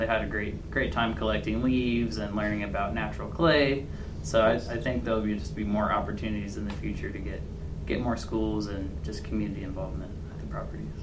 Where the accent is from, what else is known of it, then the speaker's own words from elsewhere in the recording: Richmond, Indiana, United States; I'm from Richmond, Indiana.